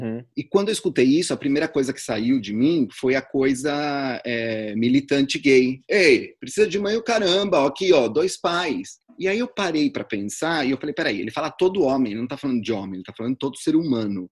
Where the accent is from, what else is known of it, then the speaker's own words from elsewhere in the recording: São Paulo, Brazil; eu sou de São Paulo, nascido em São Paulo